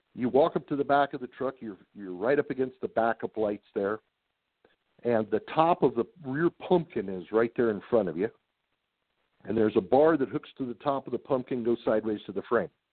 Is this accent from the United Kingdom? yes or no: no; San Diego, California, United States; also born or lived in Highland Park, Michigan; When I was three years old, my, my folks moved to San Diego, and that's where I grew up